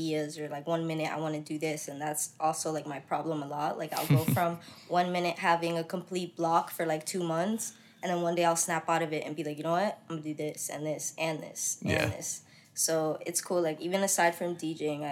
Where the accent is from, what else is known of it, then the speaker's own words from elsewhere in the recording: Florida, United States; also born or lived in Connecticut; I'm from Connecticut. I moved from there when I was like 7. So I'm pretty much like, you know, homegrown Florida type